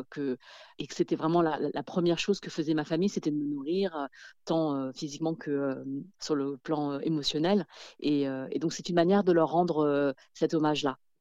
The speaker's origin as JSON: {"language": "French", "country": "France", "tie": "born or raised there", "said": "je suis née en France"}